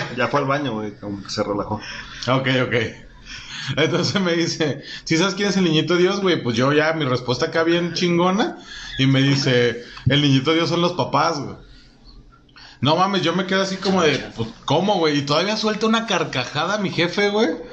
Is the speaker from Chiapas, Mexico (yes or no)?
no; Mexico City, Mexico; como soy chilango